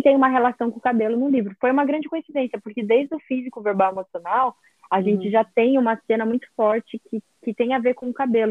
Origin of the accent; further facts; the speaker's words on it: Brazil; Eu sou do Brasil